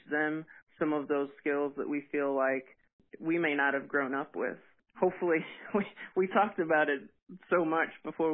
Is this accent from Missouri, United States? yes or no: yes; Wright City, Missouri, United States; also born or lived in Hermann, Missouri; I'm originally from Wright City, Missouri. It's about an hour west of St. Louis, and that's where we grew up